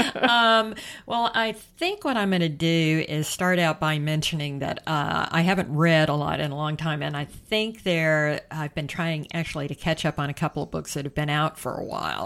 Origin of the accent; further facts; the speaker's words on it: the South, United States; my home state